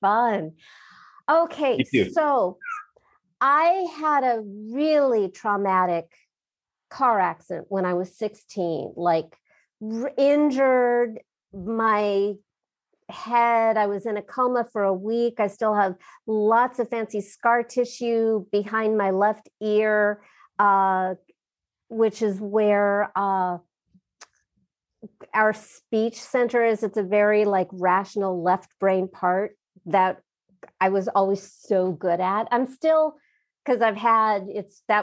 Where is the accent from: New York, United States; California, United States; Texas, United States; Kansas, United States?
California, United States; Southern; growing up in my family and growing up in Southern California